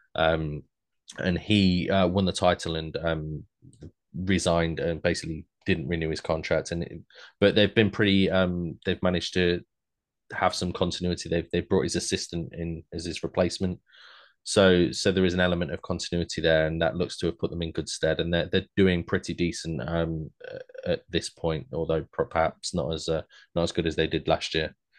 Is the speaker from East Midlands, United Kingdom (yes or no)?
yes; Leicester, East Midlands, United Kingdom; I'm from Leicester